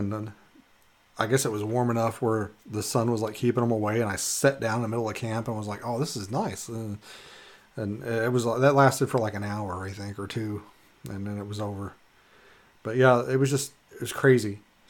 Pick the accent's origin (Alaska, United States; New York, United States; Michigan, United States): Alaska, United States; Minto; you need to check out like Minto Manly Hot Springs, because I'm from Minto